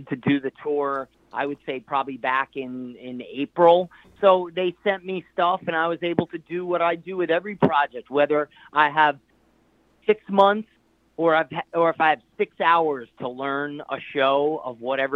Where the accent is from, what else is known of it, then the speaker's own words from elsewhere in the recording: New Jersey, United States; my hometown area in New Jersey